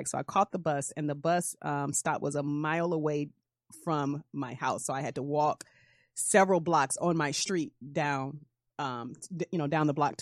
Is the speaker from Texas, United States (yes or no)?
no; Detroit, Michigan, United States; I was living in Detroit, growing up in Detroit